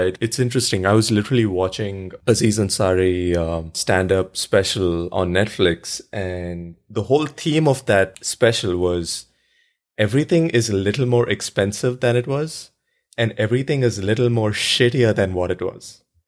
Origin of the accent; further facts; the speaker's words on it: India; moved away; I grew up in India